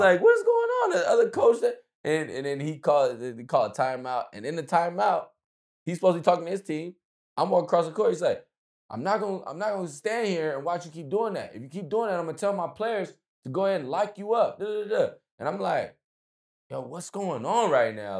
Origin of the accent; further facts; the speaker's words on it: United States; we're American